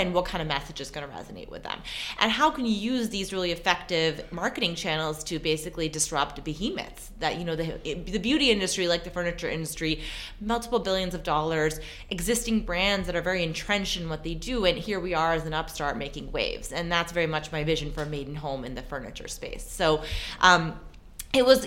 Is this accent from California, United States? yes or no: yes; San Francisco Bay Area, California, United States; moved away as an adult; also born or lived in New York; I grew up in the San Francisco Bay Area